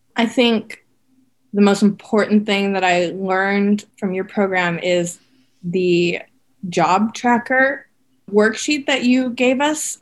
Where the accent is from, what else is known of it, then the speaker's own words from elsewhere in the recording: Minnesota, United States; moved away; I grew up in Minnesota